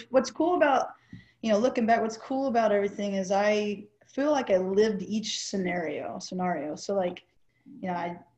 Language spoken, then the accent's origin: English; Camp Pendleton, California, United States; born there; holy crap, that's where I was born on the Marine Corps base, you know?